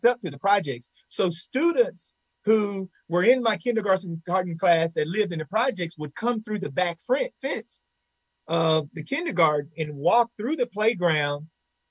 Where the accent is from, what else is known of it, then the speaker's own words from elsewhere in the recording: Henderson, Texas, United States; My hometown, Henderson, Texas, is a very rich town.